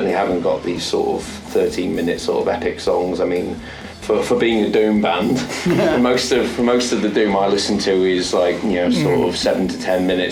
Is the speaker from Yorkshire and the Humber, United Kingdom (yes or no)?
yes; Yorkshire and the Humber, United Kingdom; also born or lived in Australia; now in Wellington, New Zealand; as I say in Yorkshire